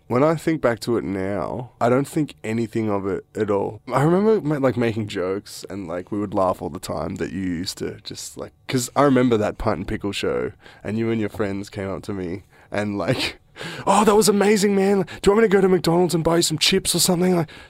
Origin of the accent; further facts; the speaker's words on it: Australia; can't really do that because we're from Australia and we're just a young band or whatever.